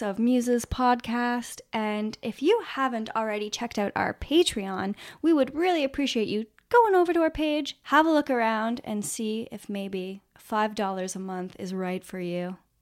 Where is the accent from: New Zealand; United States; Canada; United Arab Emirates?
Canada; we're from Canada